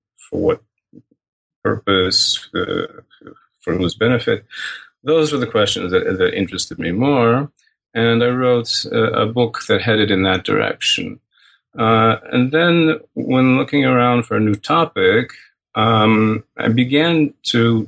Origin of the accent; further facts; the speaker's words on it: Midwest, United States; I'm a Midwesterner